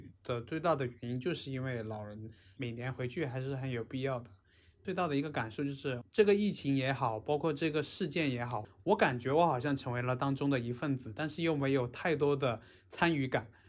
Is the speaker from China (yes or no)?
yes; Hubei, China; 然后我过去的时候，他说你是哪个地方来的？我说我是湖北来的，保安直接就快从座位上跳起来的感觉